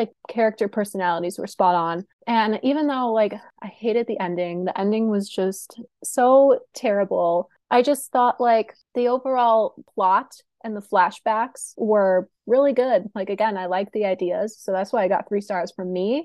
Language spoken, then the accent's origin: English; Chicago, Illinois, United States; I'm from Chicago.